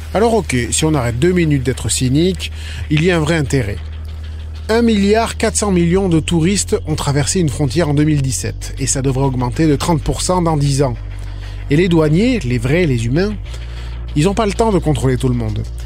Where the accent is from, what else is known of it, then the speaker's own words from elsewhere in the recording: Canada; chez nous au Canada